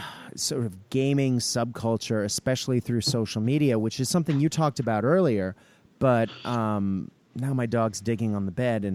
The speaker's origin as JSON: {"language": "English", "country": "Australia", "said": "well, there's also that sort of, in essence, being Australian of element"}